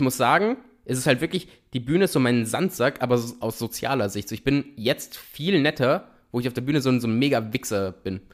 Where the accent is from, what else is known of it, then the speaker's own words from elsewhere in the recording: Italy; in Italien sagen wir